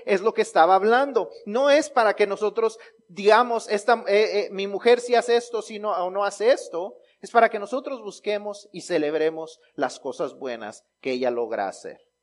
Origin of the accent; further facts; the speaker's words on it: Mexico; los mexicanos, aún en los chistes, los usamos para honrar a las mamás